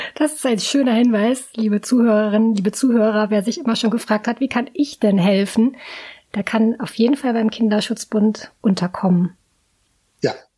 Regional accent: near the Heide Park, Lower Saxony, Germany; first language German; ich bin in der Nähe aufgewachsen

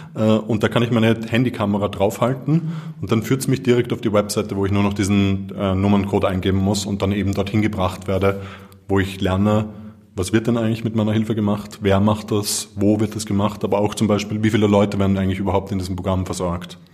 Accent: Vienna, Austria; ich bin in Wien geboren und aufgewachsen.

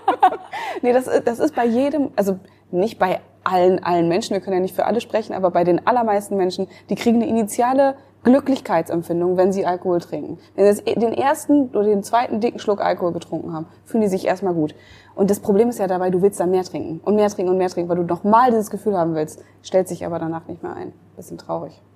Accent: Münster, North Rhine-Westphalia, Germany; moved away; in Münster, äh, in meiner Heimatstadt

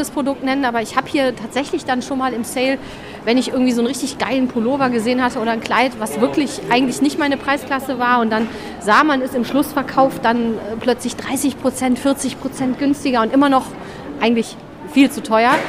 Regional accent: Solingen, North Rhine-Westphalia, Germany; ich komme aus dem Bergischen, ähm, aus Solingen, um genau zu sein.

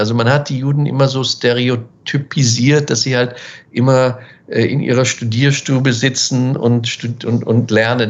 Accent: Weiden, Bavaria, Germany; also born or lived in Munich / Washington; ich spreche jetzt von den 70er Jahren, wo ich aufgewachsen bin in Weiden

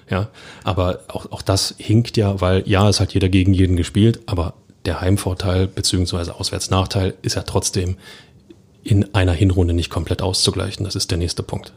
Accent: Berlin, Germany; als Berliner

